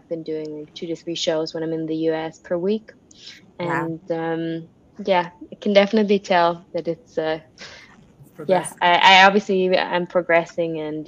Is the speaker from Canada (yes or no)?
no; Switzerland; From Switzerland.